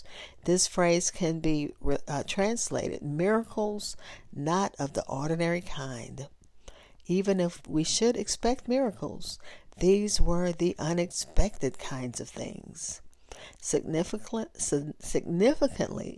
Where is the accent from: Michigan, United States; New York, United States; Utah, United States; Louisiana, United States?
Louisiana, United States; I grew up in Louisiana